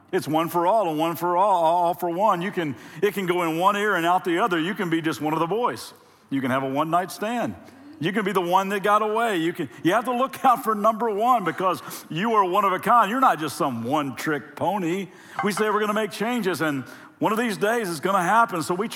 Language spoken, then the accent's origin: English; Lexington, Kentucky, United States; now in Ventura, United States; we're originally from Lexington, Kentucky